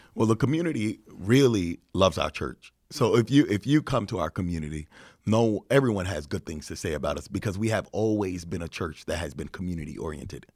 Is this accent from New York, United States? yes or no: yes; New York, United States; now in Chicago, United States; I'm from New York